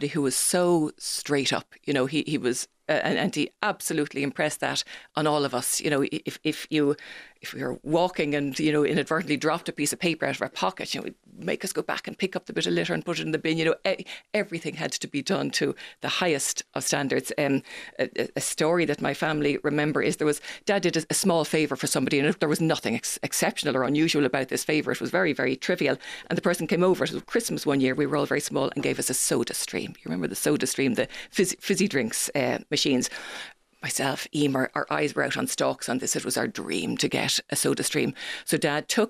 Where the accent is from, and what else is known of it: Dublin, Leinster, Ireland; also born or lived in Berkeley